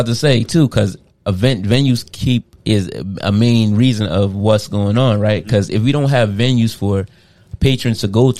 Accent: Jamaica; now in Trenton, United States; As Jamaicans that's living in Trenton

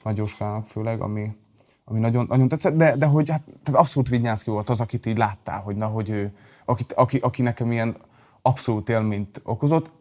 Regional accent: Balmazújváros, Hajdú-Bihar, Hungary; also born or lived in Debrecen; Balmazújvárosban, ugye Balmazújvárosban születtem, vagy laktam

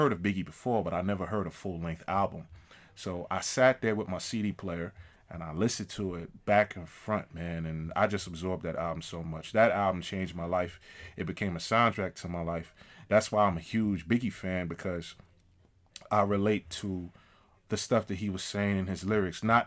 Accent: New York City, New York, United States; I'm from Queens

